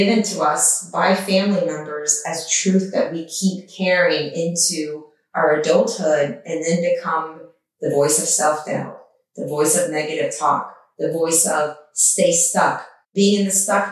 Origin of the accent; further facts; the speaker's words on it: Iran; now in United States; grew up in a war-torn country at the time I was born in Iran